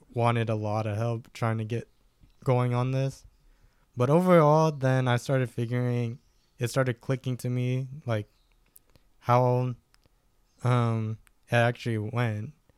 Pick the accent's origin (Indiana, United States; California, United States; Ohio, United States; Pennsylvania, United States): California, United States; Stockton; also born or lived in Lodi, California / Galt, California; where I grew up was more in Stockton. I was born out in Lodi